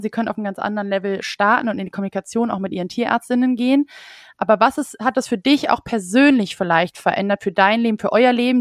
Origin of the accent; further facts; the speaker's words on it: Düsseldorf, North Rhine-Westphalia, Germany; moved away as an adult; now in Cologne, Germany; Ich bin ja Düsseldorferin